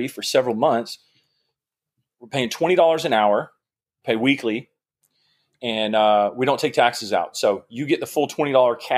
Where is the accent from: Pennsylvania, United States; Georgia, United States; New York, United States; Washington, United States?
Georgia, United States; I grew up in Georgia. I went to University of Georgia